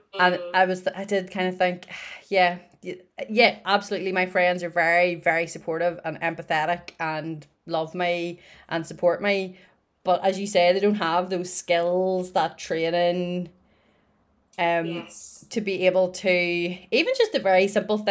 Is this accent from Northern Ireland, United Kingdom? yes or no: yes; Northern Ireland, United Kingdom; I am in my spare room in Northern Ireland